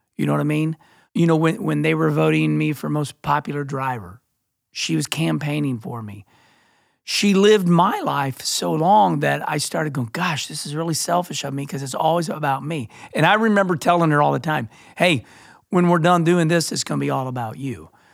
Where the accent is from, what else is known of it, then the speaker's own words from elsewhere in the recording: Rolla, Missouri, United States; also born or lived in Arnold, Missouri; growing up in Rolla, Missouri, and then, you know, Arnold, Missouri